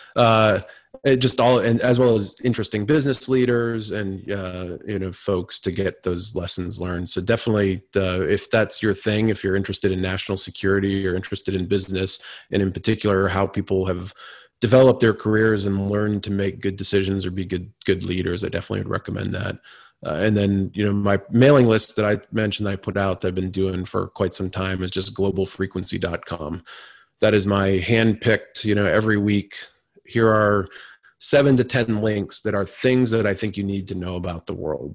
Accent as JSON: {"language": "English", "region": "Vermont", "country": "United States", "tie": "born or raised there", "moved": "yes", "lives_now": "Washington, D.C., United States", "said": "I grew up on the Canadian border in Vermont"}